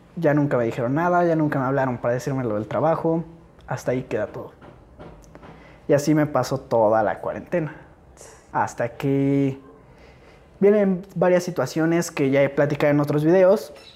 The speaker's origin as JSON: {"language": "Spanish", "region": "Valley of Mexico", "country": "Mexico"}